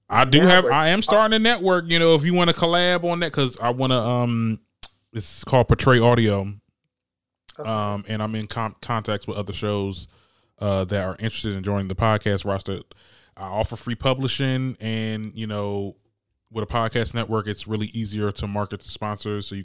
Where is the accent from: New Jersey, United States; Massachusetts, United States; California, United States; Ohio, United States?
New Jersey, United States; I'm currently in my hometown. I want to move up to Newark, cause I'm in Jersey